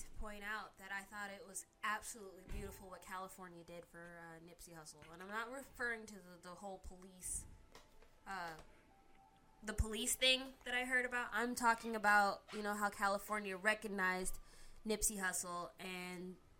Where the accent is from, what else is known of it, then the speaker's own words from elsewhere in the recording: Germany; growing up in Germany, we all knew about the Holocaust.